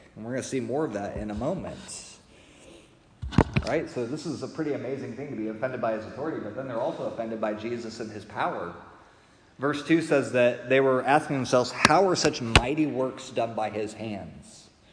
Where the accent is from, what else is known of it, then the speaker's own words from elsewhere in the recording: Springfield, Illinois, United States; I grew up in Springfield, Illinois